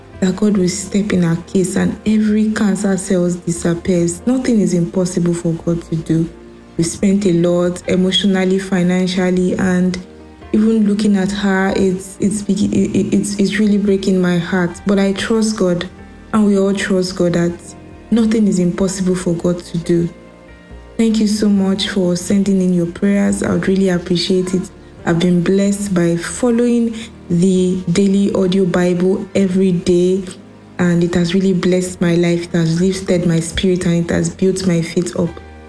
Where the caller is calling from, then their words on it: Germany; I'm calling from Germany.